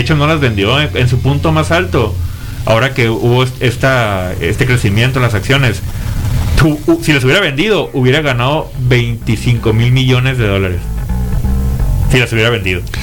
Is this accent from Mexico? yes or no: yes; Mexico; uno como, como mexicano